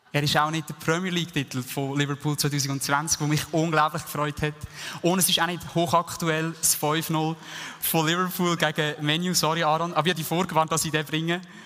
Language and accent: German; Switzerland; uns als Schweizer